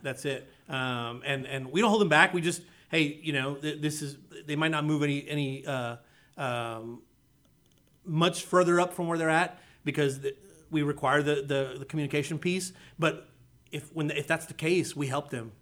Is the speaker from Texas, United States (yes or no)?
yes; South Texas, United States; moved away as an adult; now in Conroe, United States; I grew up, like I said, I grew up in South Texas